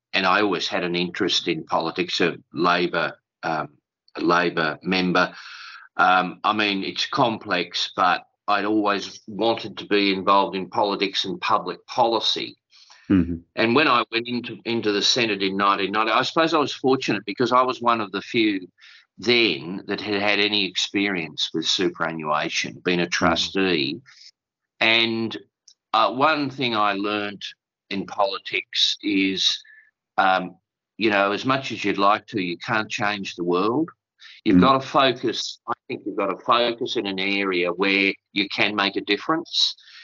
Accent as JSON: {"language": "English", "region": "Tasmania", "country": "Australia", "also_born_or_lived": "Kingston upon Thames, England", "said": "I'm a modest Australian, a modest Tasmanian"}